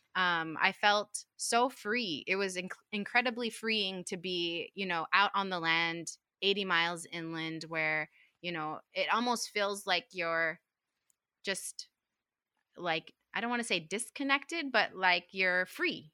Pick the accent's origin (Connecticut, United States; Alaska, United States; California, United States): Alaska, United States; Utqiagvik; I grew up in Utkali, um, which is a community of, what, four thousand five hundred people about